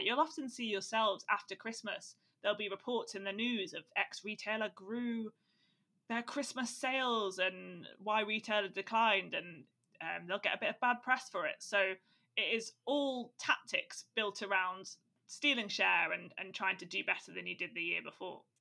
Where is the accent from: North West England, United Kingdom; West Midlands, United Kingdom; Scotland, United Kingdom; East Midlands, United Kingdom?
West Midlands, United Kingdom; Staffordshire; now in Dublin, Ireland; I'm from Staffordshire